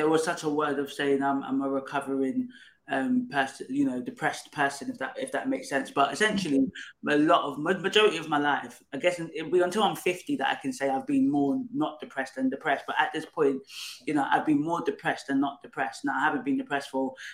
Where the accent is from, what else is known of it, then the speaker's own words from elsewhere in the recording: Nigeria; now in United Kingdom; So it's a Igbo Nigerian name. I come from Nigeria, but live in the UK